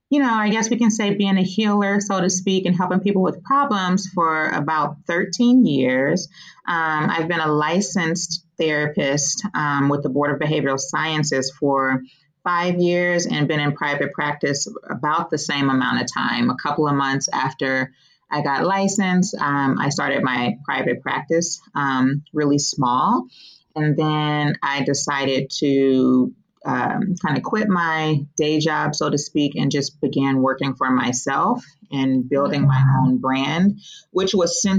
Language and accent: English; Oakland, California, United States; I grew up in the Bay Area. For those of you who might be familiar with California, I'm from East Oakland